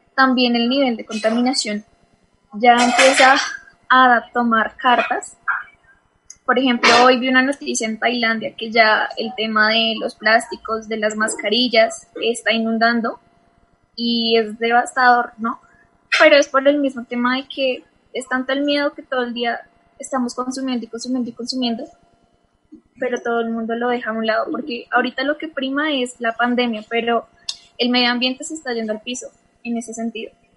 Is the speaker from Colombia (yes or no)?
yes; Colombia; nosotros como colombianos